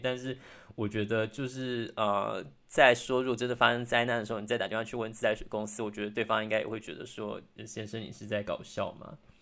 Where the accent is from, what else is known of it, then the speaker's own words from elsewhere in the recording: Taiwan; 我相信身为台湾人其实对于战争一直都是一直有一种危机意识存在的